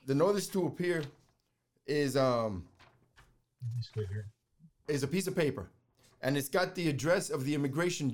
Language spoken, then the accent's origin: English; New York City, New York, United States; moved away; growing up in New York City